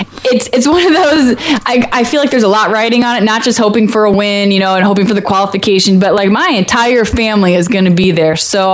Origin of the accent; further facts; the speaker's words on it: St. Louis, Missouri, United States; now in Chicago, United States; I'm originally from St. Louis, so it's my hometown. I was lucky enough to turn pro in Chicago, my new home